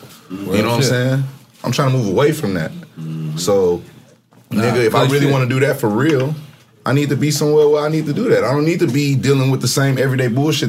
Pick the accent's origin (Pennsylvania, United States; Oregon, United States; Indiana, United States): Indiana, United States; Gary; now in Los Angeles, United States; I'm from Gary, Indiana, my nigga. I've been living in L.A. 15 years.